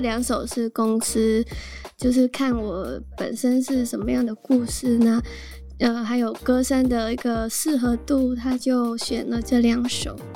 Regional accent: Hanoi, Vietnam; Chinese is a second language; moved away as an adult; now in Taiwan; 我是来自越南的

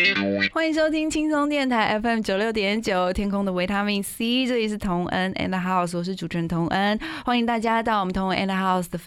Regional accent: Hualien County, Taiwan; 因为比如说像我去台东呃演唱的时候，我是来自花莲的阿美族啊

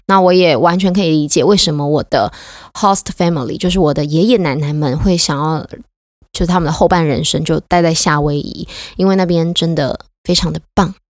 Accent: Taiwan; 我是台湾人，所以他们知道我会讲中文

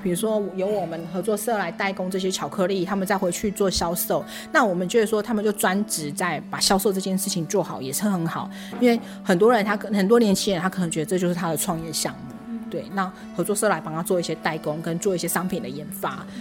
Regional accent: Taichung and Taipei, northern Taiwan, Taiwan; moved away as an adult; now in Pingtung, Taiwan; 我在屏东出生，可是我在，呃，北部长大。嗯。对，在台中，还有在台北长大。对，然后后来因为爸爸的关系，就回来了屏东这样子，嗯。在我三十五岁那一年

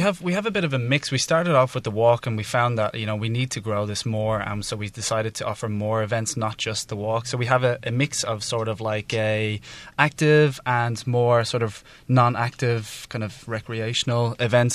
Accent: Dublin, Leinster, Ireland; now in Taiwan; I'm from Ireland, from Dublin, Ireland

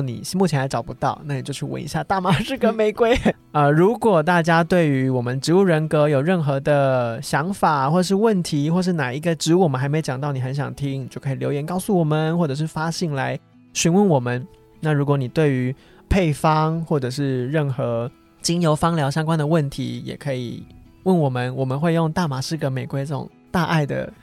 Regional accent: Taiwan; 在我们台湾人民心中的分量有多重

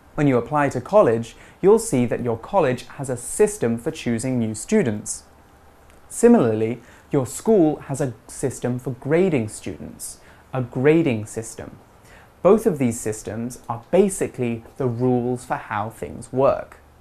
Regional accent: England, United Kingdom; growing up in England, having two sisters, and going to college

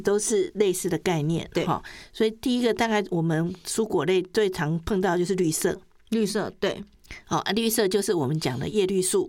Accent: Taiwan

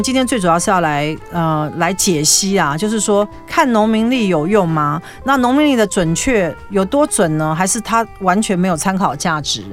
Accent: Taiwan; 我们中国人，就亚洲人啦，哈，台湾人

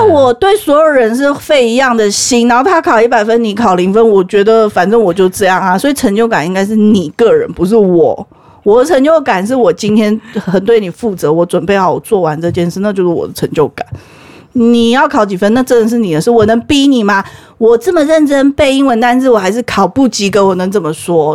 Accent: Taiwan; also born or lived in Malaysia; 我是台湾人，我去马来西亚学校

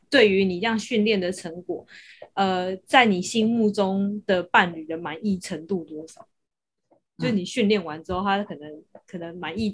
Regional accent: Taiwan; 就算我是台湾的，

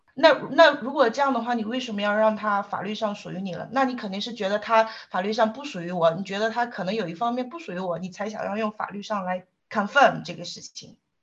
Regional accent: southern China, China; 因为我是个南方人嘛

